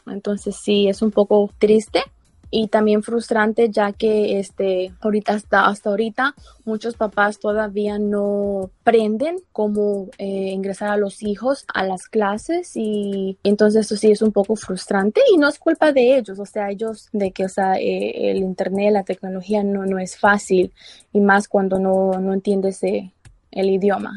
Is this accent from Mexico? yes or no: yes; Mexico; now in Baltimore, United States; yo vengo de México y cuando yo estaba pequeña no tuve la mejor educación